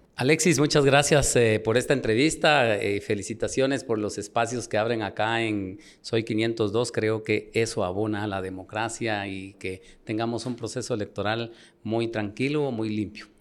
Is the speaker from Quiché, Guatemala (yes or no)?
yes; Nebaj, Quiché, Guatemala; now in Guatemala City, Guatemala; yo nací en Nevaj, un municipio del Quiché